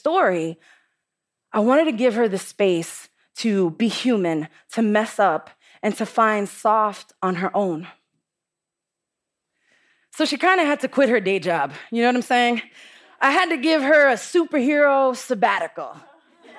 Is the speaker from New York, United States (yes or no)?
yes; New York City, New York, United States; I'm from the Bronx, and the Bronx is tough.